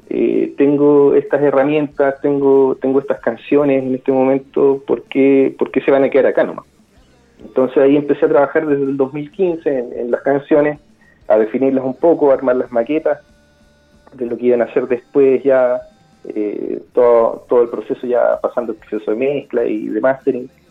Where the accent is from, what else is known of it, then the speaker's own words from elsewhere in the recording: Concepción, Biobío, Chile; born there; also born or lived in Copiapó / Viña del Mar / Santiago; nací en Concepción, después viví en Copiapó, después viví en Viña, después volví en Santiago, después nuevamente volví a Viña, después me fui al extranjero un tiempo y después volví a Chile.